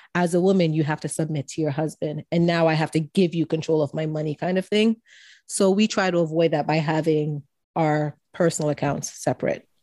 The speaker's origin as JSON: {"language": "English", "country": "Jamaica", "said": "Being Jamaican"}